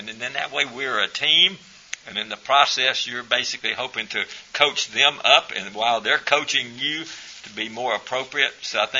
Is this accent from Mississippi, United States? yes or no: yes; Jackson, Mississippi, United States; I'm from Jackson, Mississippi.